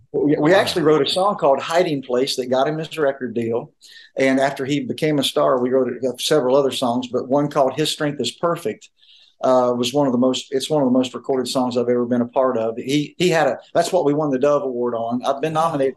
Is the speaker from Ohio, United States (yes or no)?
yes; Chillicothe, Ohio, United States; moved away; I grew up in Chillicothe, Ohio